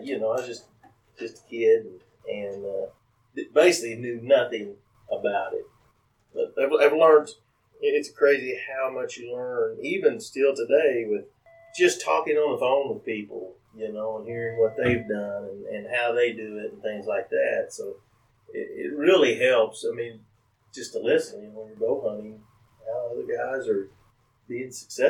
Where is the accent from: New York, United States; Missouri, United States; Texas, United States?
Missouri, United States; near Nixa; I live on the same family farm I grew up on. Me and my brother both built houses on it.